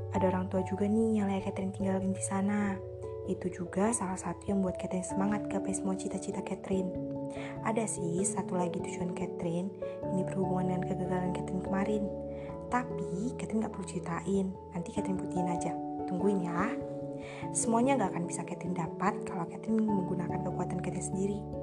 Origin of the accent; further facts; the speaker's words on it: Sidikalang, North Sumatra, Indonesia; Asal saya dari Sumatera Utara, tepatnya di kota Sirikalang